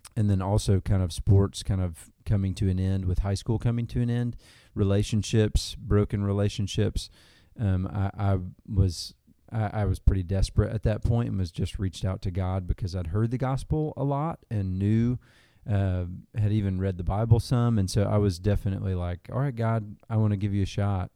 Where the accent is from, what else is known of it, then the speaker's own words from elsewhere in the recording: Arkansas, United States; grew up in Arkansas